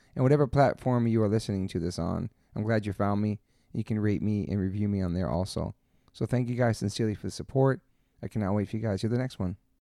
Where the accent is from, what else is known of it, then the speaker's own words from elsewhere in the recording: East Coast, United States; now in California, United States; I'm from the East Coast.